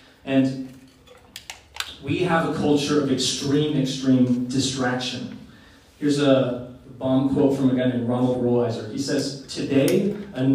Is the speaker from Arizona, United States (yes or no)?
no; Oregon, United States; I grew up in Oregon